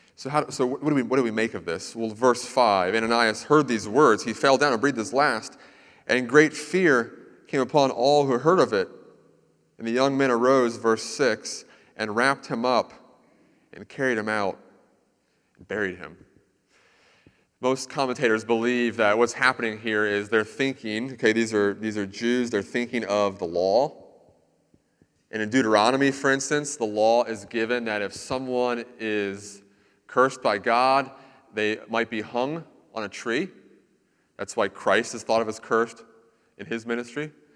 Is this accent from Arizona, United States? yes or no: no; Central Florida, United States; I lived in Central Florida for a lot of my life